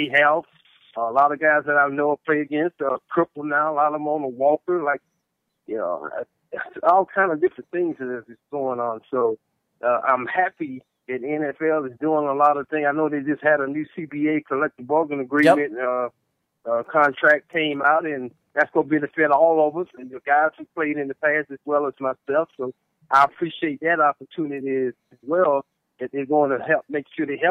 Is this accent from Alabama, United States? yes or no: no; North Carolina, United States; We got a program where I come from in North Carolina